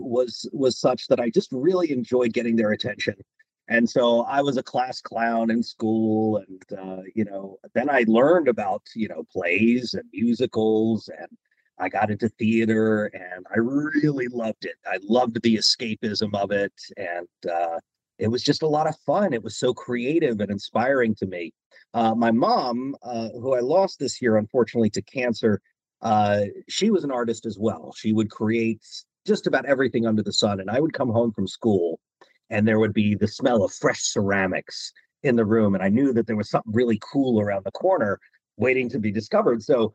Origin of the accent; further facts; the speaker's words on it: Maryland, United States; moved away as an adult; also born or lived in Washington, D.C.; now in Los Angeles, United States; I was born in Washington, D.C. back in 1980. And yeah, I lived on the East Coast in Maryland for most of my life.